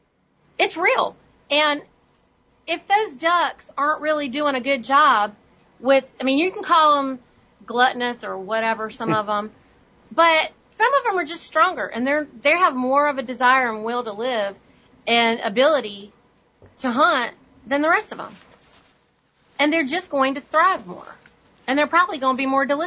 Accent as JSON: {"language": "English", "country": "India", "moved": "yes", "lives_now": "United States", "said": "I'm from India"}